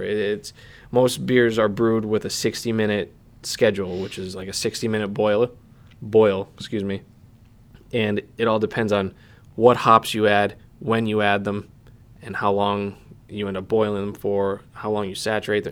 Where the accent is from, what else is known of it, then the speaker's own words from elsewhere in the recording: Pennsylvania, United States; I'm from Pennsylvania